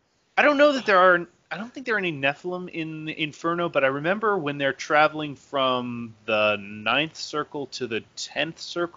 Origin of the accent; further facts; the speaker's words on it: the South, United States; I grew up in the South